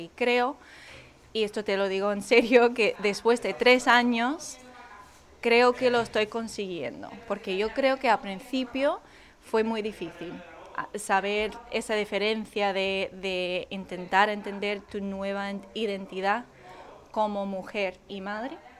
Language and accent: Spanish; Wisconsin, United States; Spanish is a second language; moved away as an adult; now in Spain; yo que soy de Wisconsin, que hace menos 30 grados en invierno